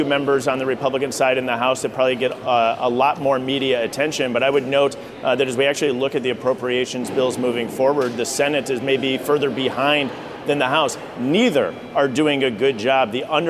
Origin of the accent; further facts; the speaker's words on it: Janesville, Wisconsin, United States; Yeah, I was born and raised in Janesville, Wisconsin, where we had a UAW General Motors plant that would ultimately leave around 2010.